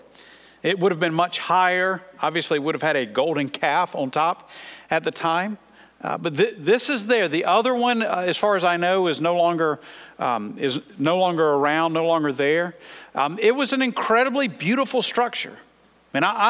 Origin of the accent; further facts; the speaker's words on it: United States; as American Christians